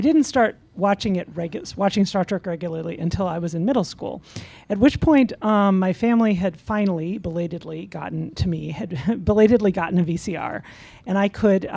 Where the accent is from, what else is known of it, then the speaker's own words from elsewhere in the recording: Madison, Wisconsin, United States; I grew up in Madison